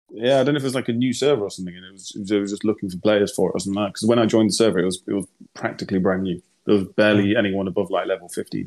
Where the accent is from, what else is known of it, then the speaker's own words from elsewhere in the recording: United Kingdom; I don't really speak German. No, I'm British